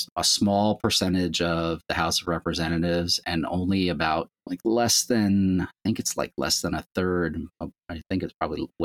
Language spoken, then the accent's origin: English; Long Island, New York, United States; I grew up on Long Island, was born there.